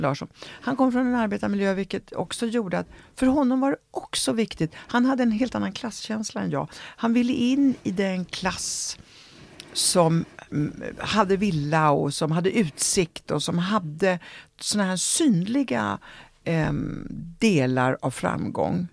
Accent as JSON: {"language": "Swedish", "country": "Sweden", "tie": "born or raised there", "also_born_or_lived": "Italy / Rome"}